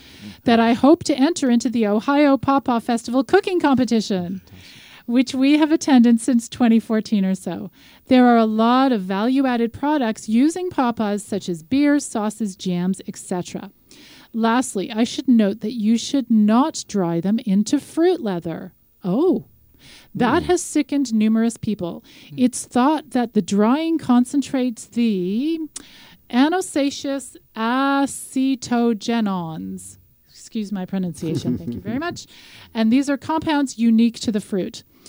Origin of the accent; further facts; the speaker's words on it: Regina, Saskatchewan, Canada; I'm from Regina, Saskatchewan.